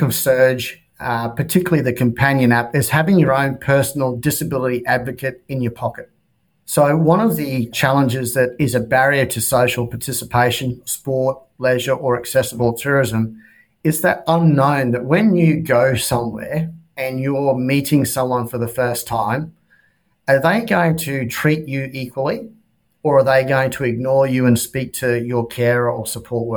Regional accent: Queensland, Australia; moved away as an adult; also born or lived in Melbourne; my home state of Queensland

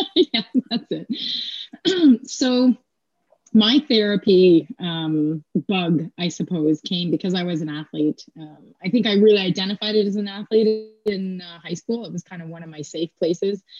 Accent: Kingston, Ontario, Canada; I'm from Kingston, Ontario. Okay. And so I grew up near the base.

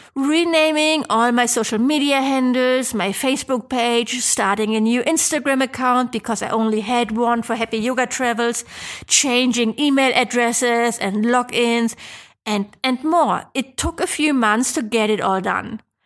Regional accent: Germany; I'm from Germany

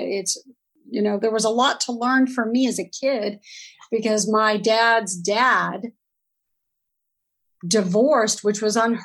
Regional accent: Torrance, California, United States; also born or lived in Oakland, California; I grew up in the South Bay Area, so Torrance, Hawthorne, Redondo Beach, that whole area, and that's where I grew up. And so I'm a Southern California girl.

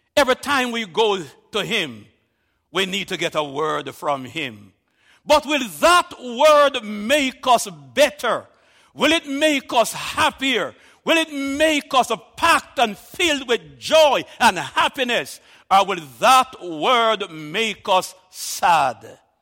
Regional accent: Jamaica

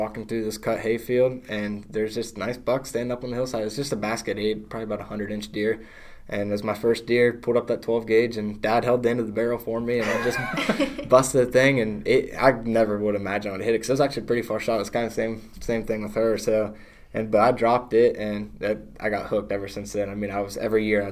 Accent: Marietta, Ohio, United States; I'm from Marietta technically, but I'm closer to Belpre

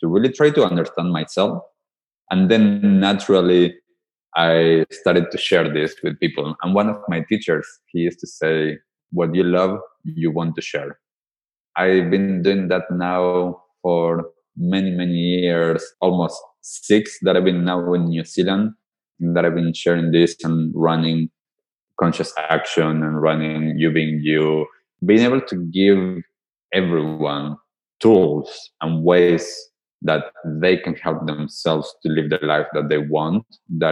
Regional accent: Argentina; So I am from Argentina. So for some of you that might not get it from my accent, I grew up in Argentina

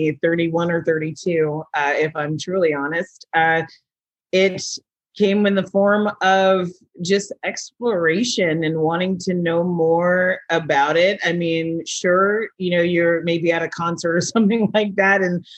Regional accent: California, United States; moved away as an adult; now in Vancouver, Washington, United States; I actually have been in the Pacific Northwest for a little over a year, but I come from California

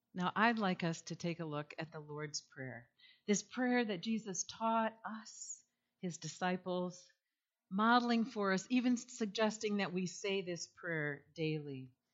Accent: east side of Michigan, United States; now in Holland, United States; I grew up, however, on the east side of the state, so Holland was a second home to me

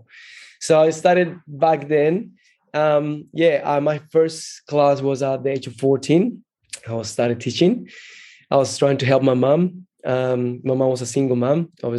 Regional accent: Brazil; moved away as an adult; also born or lived in Colombia / Rio de Janeiro, Brazil; now in Australia; I was born in Colombia and then grew up in Brazil

